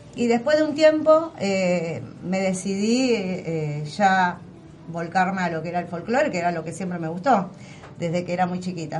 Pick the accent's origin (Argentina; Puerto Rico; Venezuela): Argentina; La Matanza, Buenos Aires Province; nosotros somos artistas matanceros